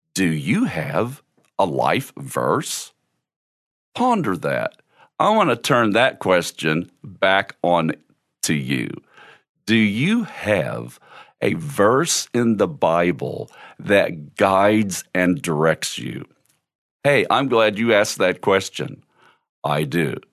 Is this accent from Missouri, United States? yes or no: yes; Cal Gil, Missouri, United States; When I was a kid growing up in Cal Gil, Missouri